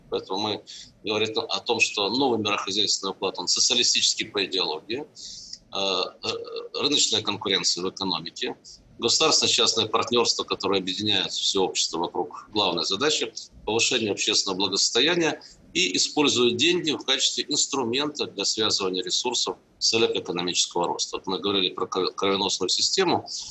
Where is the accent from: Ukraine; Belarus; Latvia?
Ukraine; Zaporizhzhia, Zaporizhzhia Oblast; now in Russia; Я сам родился и вырос на Украине. Могу сказать, что уровень а, производственно-технологического развития в Запорожье, родном мне